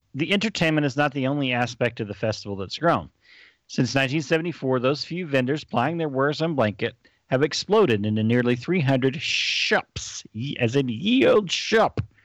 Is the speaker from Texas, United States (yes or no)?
yes; near College Station, Texas, United States; also born or lived in Dallas; growing up near College Station